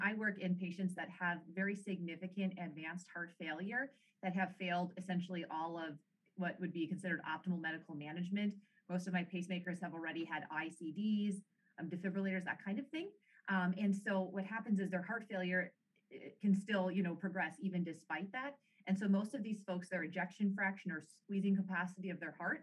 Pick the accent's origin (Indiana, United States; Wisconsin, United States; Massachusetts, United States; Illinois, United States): Wisconsin, United States; Oshkosh; moved away as an adult; also born or lived in La Crosse, Wisconsin; now in Rochester, Minnesota, United States; I grew up originally in Oshkosh, Wisconsin, so about 4 hours away